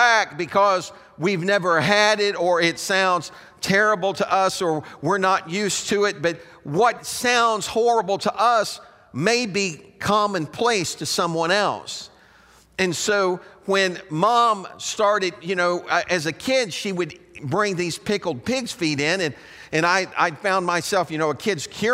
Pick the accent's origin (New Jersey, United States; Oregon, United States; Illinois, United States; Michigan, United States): Illinois, United States; Chicago; I was raised up around Chicago, but because my parents were from Southern Illinois, I experienced that.